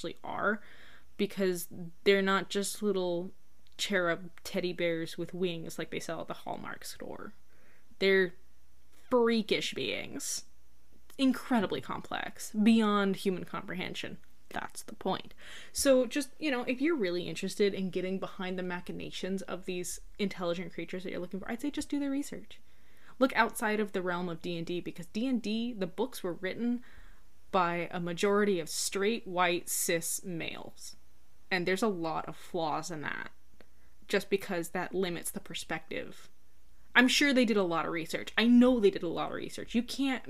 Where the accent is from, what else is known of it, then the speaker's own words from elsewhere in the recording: United States; As an American, like, I'm used to, I grew up with a lot of fairy tales